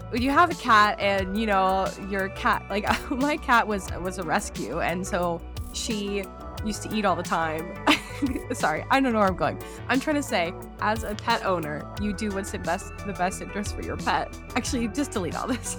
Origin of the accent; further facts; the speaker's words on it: California, United States; moved away; I'm originally from California